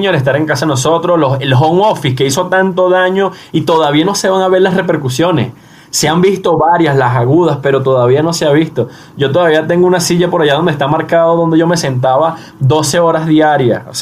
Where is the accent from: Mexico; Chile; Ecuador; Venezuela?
Venezuela; moved away; Eh, situación que salí de Venezuela y bueno, eh, es un tema de ya de repetición.